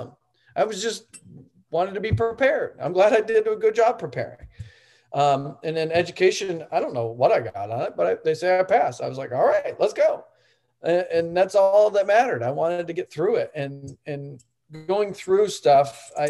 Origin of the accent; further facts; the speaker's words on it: Buffalo, New York, United States; moved away; I'm from Buffalo